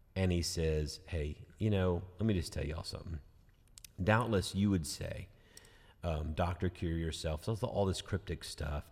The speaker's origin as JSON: {"language": "English", "country": "United States", "said": "we've been placed as American Christians"}